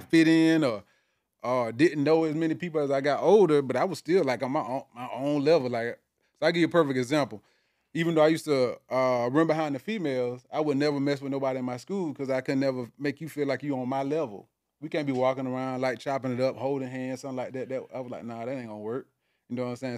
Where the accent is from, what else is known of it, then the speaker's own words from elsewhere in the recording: South Georgia, United States; now in Atlanta, United States; I'm originally from South Georgia